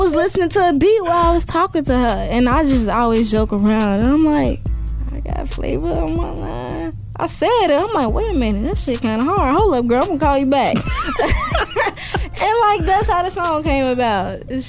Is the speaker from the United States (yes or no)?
yes; Chicago, Illinois, United States; So I grew up in the Bronzeville area, but my like teenage life, I grew up on 69th in Pocket Town.